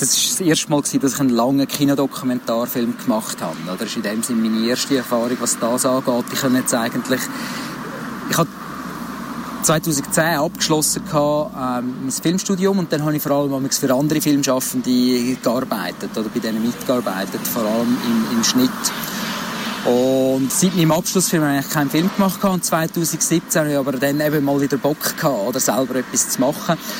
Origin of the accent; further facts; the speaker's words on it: Baden District, Aargau, Switzerland; ich bin im Bezirk Baden aufgewachsen, aber so ein bisschen außerhalb von der Stadt, oder einem Dorf ausserhalb